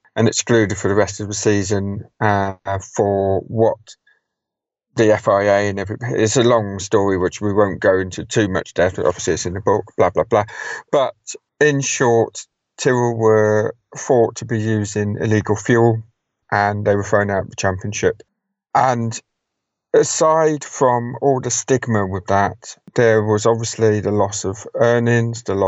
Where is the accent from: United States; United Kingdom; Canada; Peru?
United Kingdom